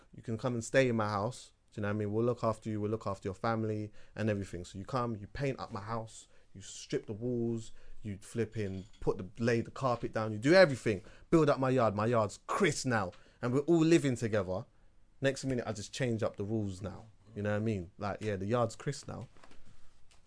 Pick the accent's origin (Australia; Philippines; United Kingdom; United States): United Kingdom; as a Jamaican, I've been to Jamaica a bunch of different times, but I was born here